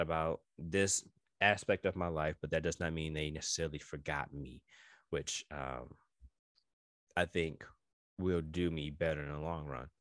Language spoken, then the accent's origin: English; New York, United States; I am New Yorker all day